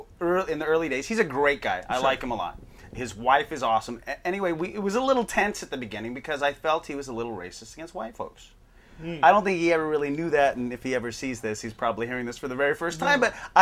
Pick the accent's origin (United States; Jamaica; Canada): United States; Hawaii; Now, I'm from Hawaii. And so basically in Hawaii, people are racist against white folks. And even though I'm half Hawaiian, I look quite white.